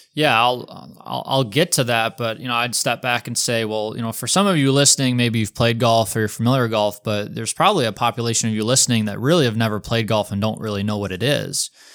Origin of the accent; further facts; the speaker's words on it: Detroit, Michigan, United States; moved away; also born or lived in Des Moines; competitive high school golfer growing up in the Metro Detroit area